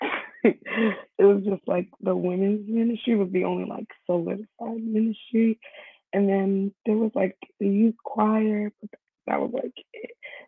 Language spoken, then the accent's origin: English; New York City, New York, United States; now in New Jersey, United States; I was born in Staten Island, New York, and I live in New Jersey now